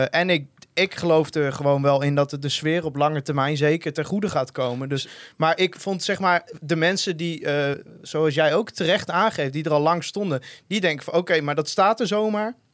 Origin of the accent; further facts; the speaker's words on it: Dalfsen, Overijssel, Netherlands; ik kom uit Dalfse, vriend. Dat is uh, Heinekendorp.